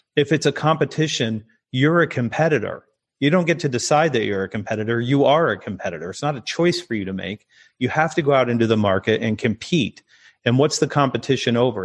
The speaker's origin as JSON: {"language": "English", "country": "United States", "said": "I'm American"}